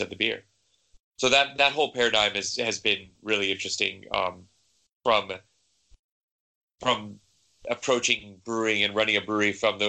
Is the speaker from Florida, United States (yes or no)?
no; San Diego, California, United States; moved away as an adult; now in Denmark; I'm from San Diego, so I grew up in the craft brewing kind of boom that happened 10, 15 years ago back there.